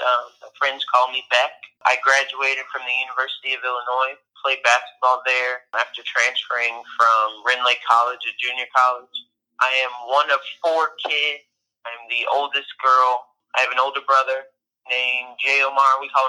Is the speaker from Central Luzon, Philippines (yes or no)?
yes; Central Luzon, Philippines; first language Tagalog; English is a second language; the Philippines at Clark Air Force Base. And we had lived there for about 5 years. I grew up there. My first language really wasn't even English. It was Tagalog, which is Filipino